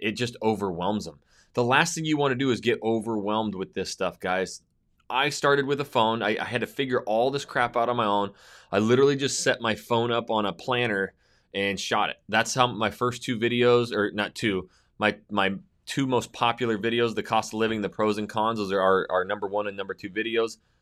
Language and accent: English; Coeur d'Alene, Idaho, United States; my hometown of Northern Idaho, Coeur d'Alene, Idaho.